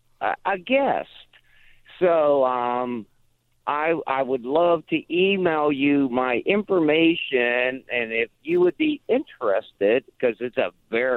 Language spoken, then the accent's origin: English; the North, United States; now in Spartanburg, United States; I have been down here in Spartanburg for 32 years now. Wow. Yeah. I'm one of those damn Yankees.